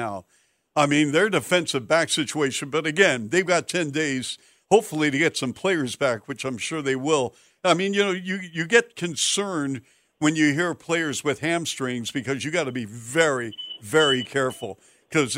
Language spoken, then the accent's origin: English; Seattle, Washington, United States; moved away; also born or lived in Ohio; I'm from Seattle.